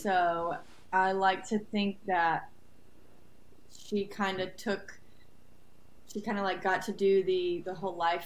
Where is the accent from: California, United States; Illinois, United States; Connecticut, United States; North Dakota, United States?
Connecticut, United States; North Haven; moved away as an adult; also born or lived in Rhode Island; now in Nashville, United States; I was born and raised in North Haven, Connecticut.